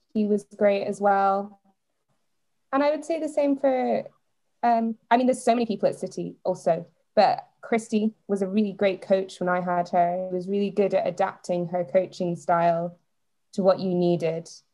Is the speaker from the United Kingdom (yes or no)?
yes; Edinburgh, Scotland, United Kingdom; also born or lived in Netherlands; I'm from Edinburgh